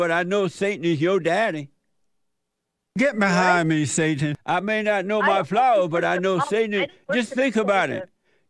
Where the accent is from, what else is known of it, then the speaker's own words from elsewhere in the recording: United States; Because I'm American.